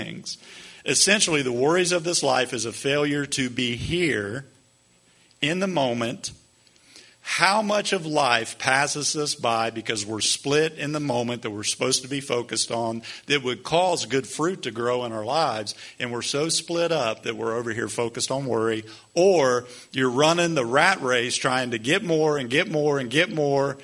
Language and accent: English; United States; as American Christians